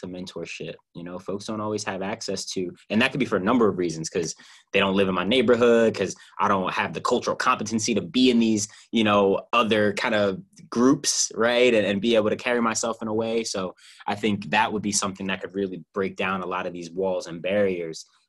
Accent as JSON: {"language": "English", "town": "Philadelphia", "region": "Pennsylvania", "country": "United States", "said": "I'm Philadelphian"}